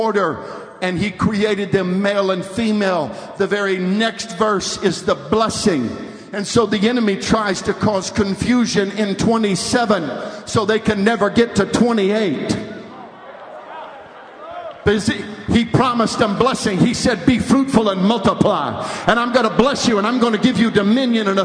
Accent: 50 miles south of San Francisco, California, United States; I'm from California, and I was raised 50 miles south of San Francisco

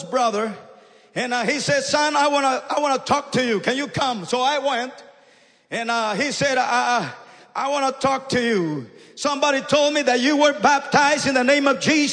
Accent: Guatemala; now in Canada; I come from the jungles from Guatemala

